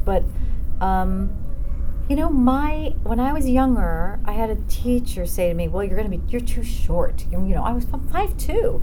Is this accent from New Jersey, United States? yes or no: yes; New Jersey, United States; I grew up in New Jersey, and I started dancing very young, and came into the city for dance classes. I was only 20 minutes outside of the city